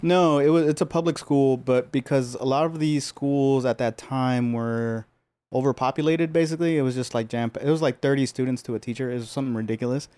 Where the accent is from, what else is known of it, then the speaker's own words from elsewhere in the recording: Los Angeles, California, United States; I was born and raised here. I grew up in Pico Union